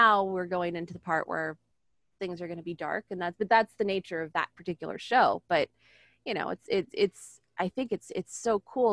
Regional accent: San Diego, California, United States; I'm not from the South. I'm from here.

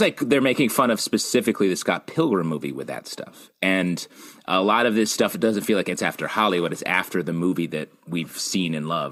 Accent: Canada; I'm Canadian

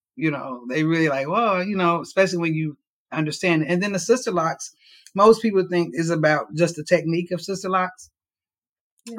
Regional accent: Cincinnati, Ohio, United States; moved away as an adult; now in Louisville, United States; I am from Cincinnati, Ohio

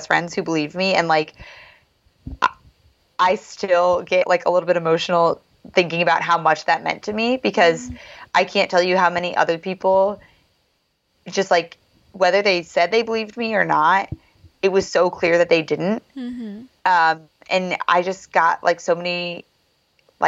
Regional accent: South Bend, Indiana, United States; my family's from the same city where Notre Dame is

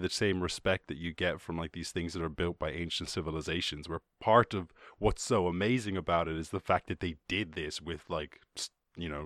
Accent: Ireland; I grew up in Ireland.

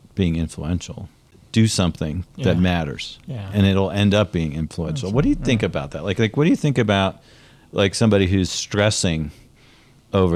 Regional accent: Pennsylvania, United States; moved away; I'm from Pennsylvania.

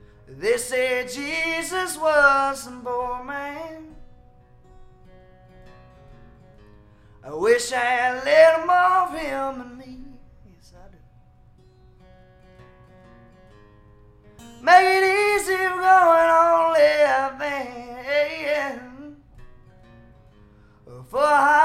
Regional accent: Nashville, Arkansas, United States; now in Nashville, United States; I'm from Southwest Arkansas, and Northeast Texas wasn't far. And so I actually come from Nashville, Arkansas. I moved to Nashville, Tennessee by chance

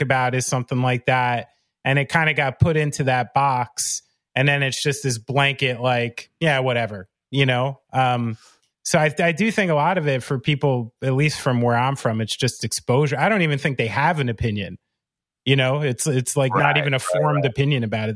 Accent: New Jersey, United States; I'm born and raised in Central Jersey and by New York City

